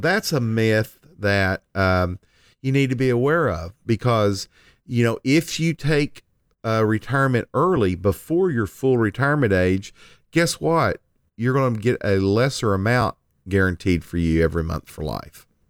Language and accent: English; Lindsay, Oklahoma, United States; my hometown of Lindsay, Oklahoma